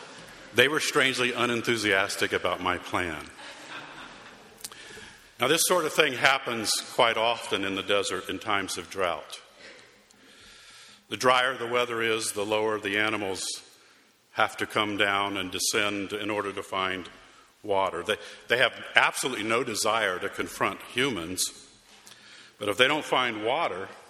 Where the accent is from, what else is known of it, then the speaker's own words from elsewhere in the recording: Arizona, United States; moved away; my hometown in Arizona